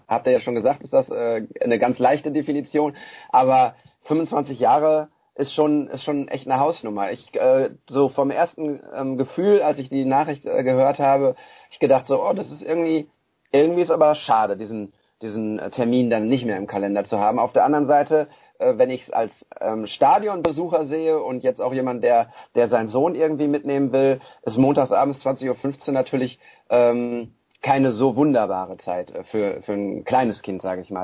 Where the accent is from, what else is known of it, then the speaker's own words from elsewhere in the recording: Bochum, North Rhine-Westphalia, Germany; als Bochumer